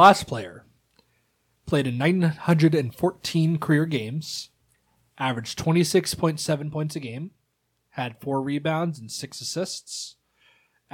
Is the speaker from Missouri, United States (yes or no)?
yes; St. Louis, Missouri, United States; St. Louis team